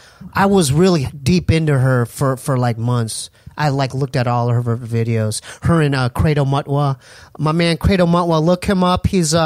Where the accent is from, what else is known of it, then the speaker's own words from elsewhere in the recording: Poway, California, United States; our house that we grew up in Poway was haunted.